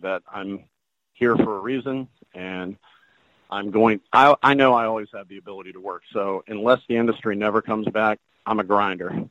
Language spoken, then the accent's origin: English; the South, United States; I'm from the South